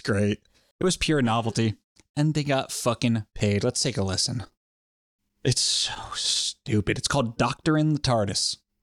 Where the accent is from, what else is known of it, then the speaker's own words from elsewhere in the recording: United States; I'm an American